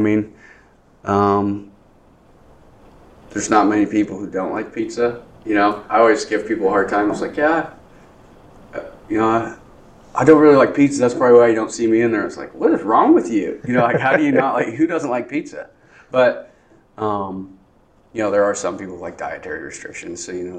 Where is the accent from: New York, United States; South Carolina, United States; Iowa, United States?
Iowa, United States; Grinnell; Yeah, my parents, I was born in Iowa City, and then my parents had the opportunity to buy this restaurant off of my great uncle, Sam